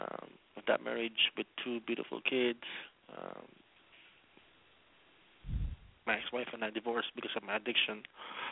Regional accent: Philippines; now in Daly City, United States; I was born in the Philippines

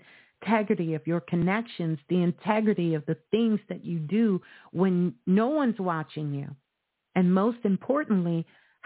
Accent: New York City, New York, United States; I'm from Brooklyn

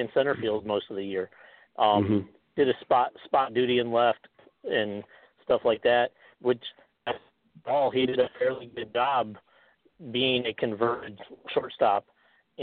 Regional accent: Buffalo, New York, United States; also born or lived in Florida; now in Dallas, United States; I grew up in Buffalo

